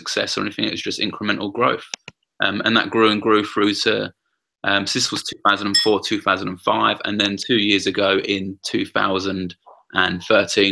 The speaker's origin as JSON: {"language": "English", "region": "London", "country": "United Kingdom", "tie": "born or raised there", "said": "I grew up in the East End of London, kicked out of a couple of schools"}